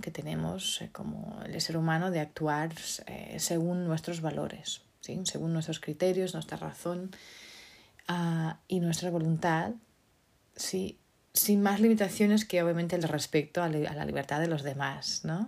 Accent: Portugal; moved away; Portugal, mi país, mi tierra natal

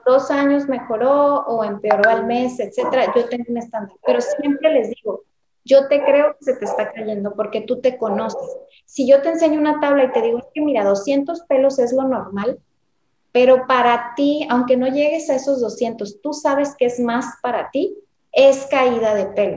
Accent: Mexico; also born or lived in Tijuana, Baja California; soy dermatóloga, soy mexicana, yo vivo en Tijuana

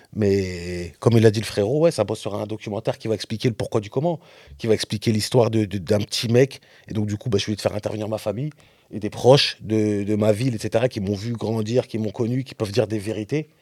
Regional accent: Rennes, Brittany, France; moi je suis de la West Coast aussi. Hein. Rennes, c'est la West Coast.

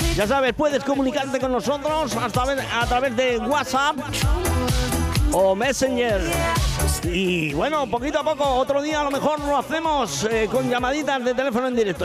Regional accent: Pedro Muñoz, Castilla-La Mancha, Spain; now in Benidorm, Spain; esa gente de Pedro Muñoz, de mi pueblo, en Ciudad Real.

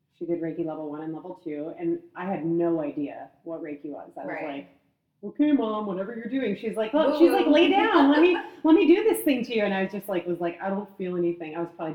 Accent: Chicago suburbs, Illinois, United States; moved away as an adult; now in San Diego, United States; I grew up in the Midwest, like Chicago suburbs

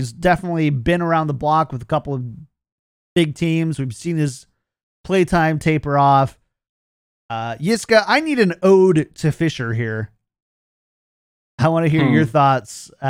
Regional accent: Hutchinson, Minnesota, United States; as they say in my hometown of Hutchinson, Minnesota

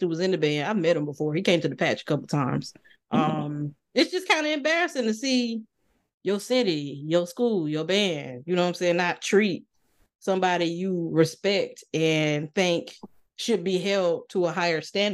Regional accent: Tallahassee, Florida, United States; I wasn't born in Tallahassee, but I was raised in Tallahassee

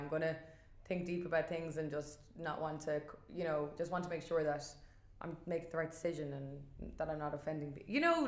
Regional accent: Dublin, Leinster, Ireland; And I'm originally from Dublin

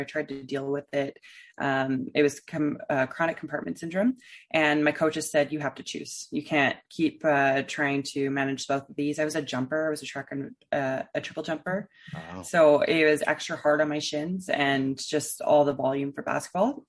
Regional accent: Edmonton, Alberta, Canada; my hometown, Edmonton

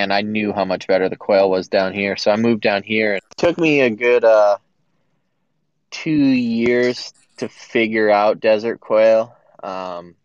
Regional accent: Massachusetts, United States; I grew up in Massachusetts, mostly deer and turkey hunting

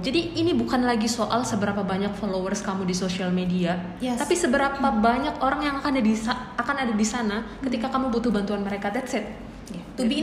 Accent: Java, Indonesia; kami orang Jawa

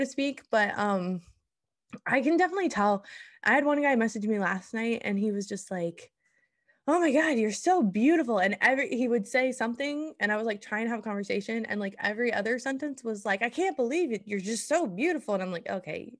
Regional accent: Iowa, United States; moved away as an adult; now in Oklahoma, United States; I went to a high school called Interstate thirty-five. It is a joke in Iowa

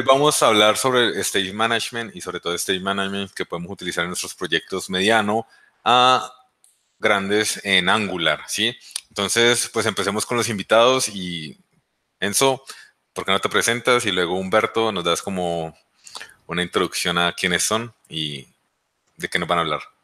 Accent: Colombia; también soy de Colombia y pues vivo en Colombia.

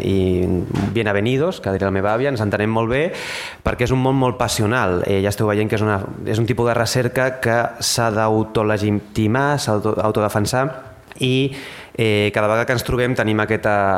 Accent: Tarragona, Catalonia, Spain; born or raised there; moved away

